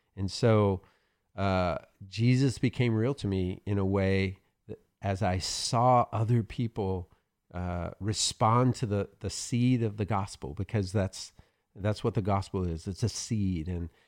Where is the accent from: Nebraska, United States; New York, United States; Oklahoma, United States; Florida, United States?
Oklahoma, United States; I'm from Oklahoma, so we have those.